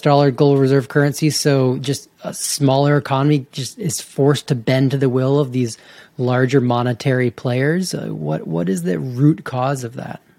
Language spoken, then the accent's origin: English; Georgia, United States; I grew up in Georgia